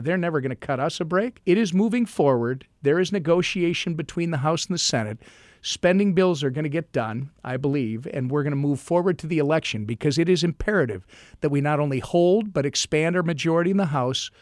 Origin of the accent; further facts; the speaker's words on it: Minnesota, United States; I am a Minnesotan